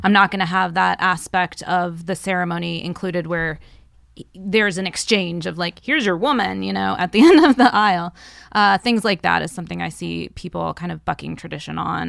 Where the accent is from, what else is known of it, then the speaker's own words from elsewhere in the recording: the South, United States; growing up in the South where I did